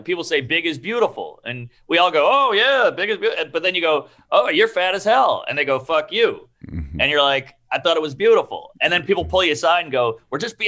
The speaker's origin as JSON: {"language": "English", "town": "New Orleans", "region": "Louisiana", "country": "United States", "tie": "born or raised there", "said": "I grew up in New Orleans in the heart of the city"}